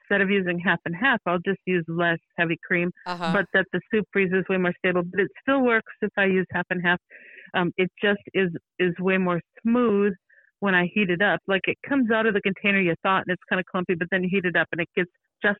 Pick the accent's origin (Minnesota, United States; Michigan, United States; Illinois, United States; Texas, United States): Minnesota, United States; I am from Minnesota